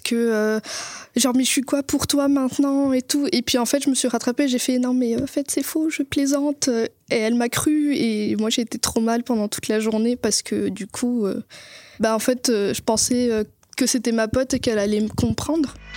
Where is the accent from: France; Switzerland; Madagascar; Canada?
Madagascar; j'ai grandi à Madagascar